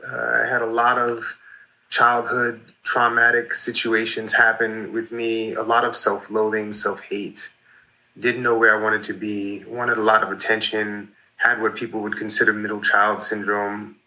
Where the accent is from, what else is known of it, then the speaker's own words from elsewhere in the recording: New York, United States; I grew up in New York in the 80s